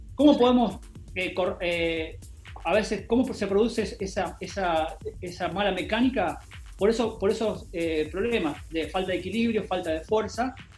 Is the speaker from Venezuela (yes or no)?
no; Entre Ríos, Argentina; moved away as an adult; also born or lived in Spain; yo soy de Entre Ríos, y Entre Ríos en, algunas partes de mi pueblo